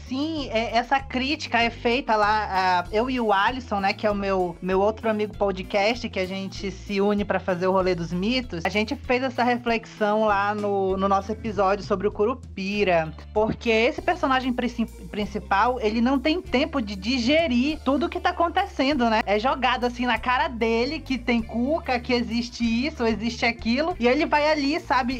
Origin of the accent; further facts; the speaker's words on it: Parintins, Amazonas, Brazil; also born or lived in Manaus; Eu nasci em Manaus, mas eu fui criado em Parintins